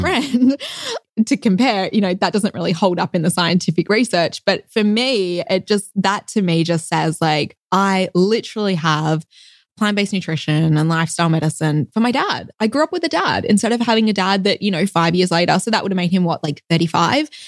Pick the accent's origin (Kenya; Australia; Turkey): Australia; Perth, Western Australia; accent: Australian; moved away as an adult; also born or lived in Melbourne, Australia; now in Loma Linda, United States; I was actually born in Perth in Western Australia